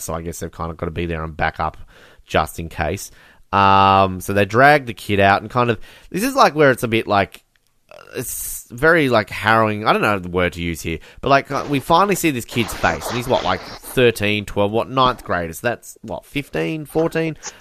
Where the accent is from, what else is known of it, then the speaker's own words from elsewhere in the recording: Australia; growing up as someone in Australia